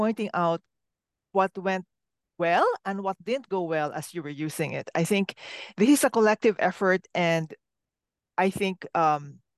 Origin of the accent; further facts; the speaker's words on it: Philippines; I am a Filipino myself, a very collectivist society